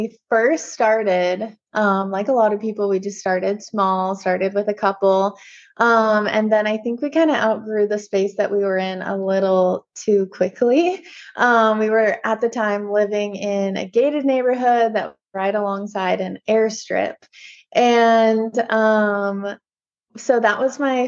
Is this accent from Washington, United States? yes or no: yes; Washington, United States; also born or lived in California; I was born and raised in Washington and then went to California for college